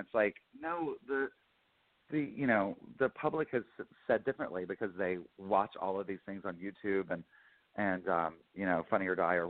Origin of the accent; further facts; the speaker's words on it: Lincolnton, North Carolina, United States; We moved around a lot, but mainly all over North and South Carolina. I always say I'm from Lincoln to North Carolina, which is like, I just outside of Charlotte.